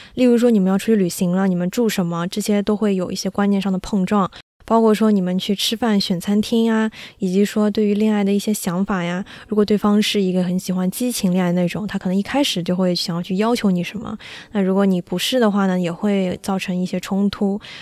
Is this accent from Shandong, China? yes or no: no; Shanghai, China; 我们是上海的嘛